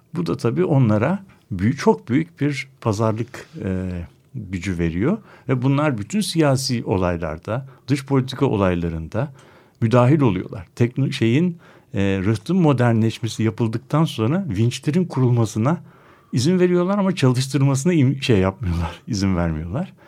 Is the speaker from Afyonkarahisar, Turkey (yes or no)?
no; Istanbul, Turkey; bir İstanbullu olarak